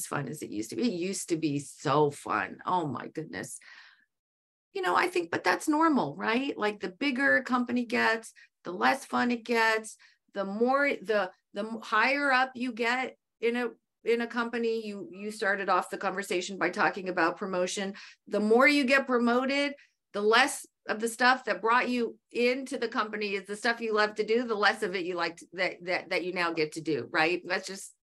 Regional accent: United States; being an American

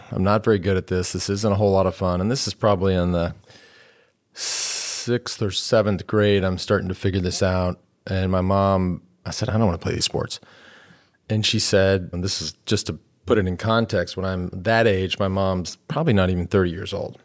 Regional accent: Plano, Texas, United States; also born or lived in Austin, Texas; as a kid from Plano, and to take you back to the eighties when I grew up in Plano

